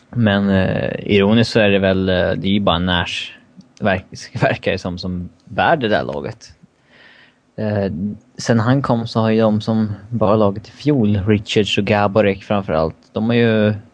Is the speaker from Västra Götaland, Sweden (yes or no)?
no; Stockholm, Stockholm County, Sweden; jag kommer från Stockholm